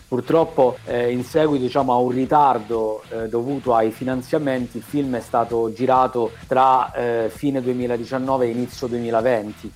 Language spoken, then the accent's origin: Italian; Calabria, Italy; io sono calabrese